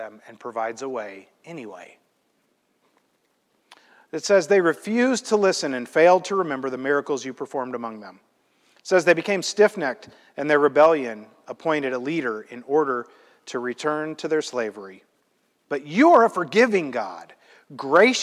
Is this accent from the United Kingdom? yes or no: no; Midwest, United States; I'm from the Midwest